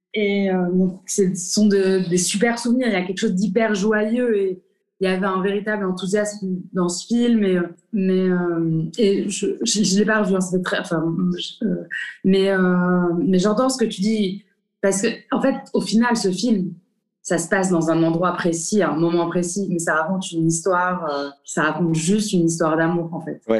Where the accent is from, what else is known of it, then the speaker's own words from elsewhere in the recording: Morocco; moved away as an adult; also born or lived in France; en tant que Marocain